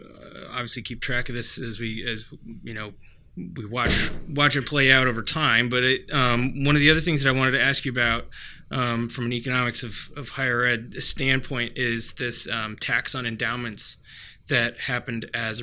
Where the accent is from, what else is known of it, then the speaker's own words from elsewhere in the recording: Portland, Oregon, United States; Phil Knight, one of my homies from my hometown and state of Portland, Oregon